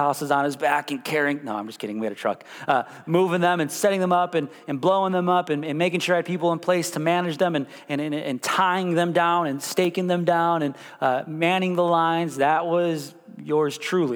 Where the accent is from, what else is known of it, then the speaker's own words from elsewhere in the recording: Chicago, Illinois, United States; moved away as an adult; also born or lived in Missouri; now in Kansas, United States; I was born and raised in Chicago